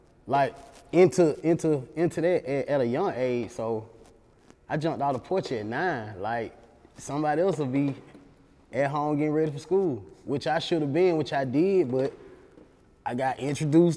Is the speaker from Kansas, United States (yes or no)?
no; Atlanta, Georgia, United States; as a kid in Allen Temple